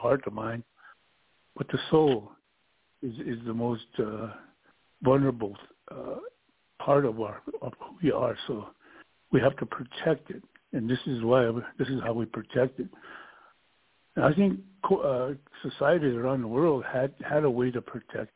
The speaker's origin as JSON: {"language": "English", "region": "South Dakota", "country": "United States", "first_language": "Lakota", "second_language": "English", "said": "I'm Lakota from South Dakota"}